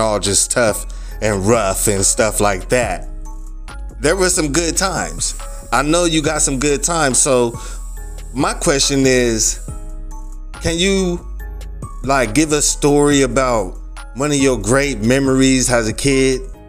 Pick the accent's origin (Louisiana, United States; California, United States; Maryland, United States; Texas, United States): California, United States; San Diego; We both grew up there